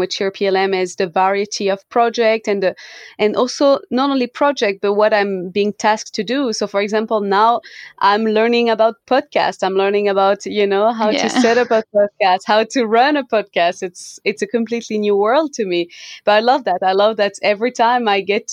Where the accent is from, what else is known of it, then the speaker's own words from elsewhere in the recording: Switzerland; moved away as an adult; also born or lived in New Zealand; I'm originally from Switzerland, and when I was around 23 or something like that, I moved to New Zealand.